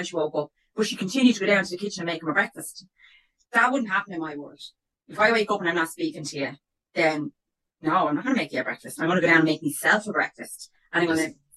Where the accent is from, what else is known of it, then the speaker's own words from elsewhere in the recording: Ireland; we're Irish